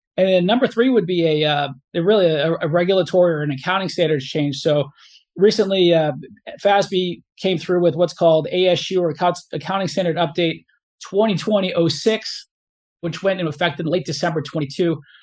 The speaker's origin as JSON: {"language": "English", "town": "Cumberland", "region": "Rhode Island", "country": "United States", "tie": "born or raised there", "said": "I grew up in, in Cumberland, Rhode Island, which is right on the Massachusetts border."}